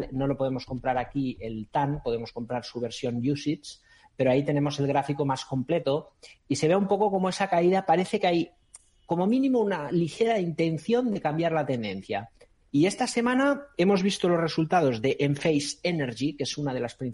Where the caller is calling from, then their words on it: Madrid, Community of Madrid, Spain; Hola, buenas tardes, soy … de Madrid.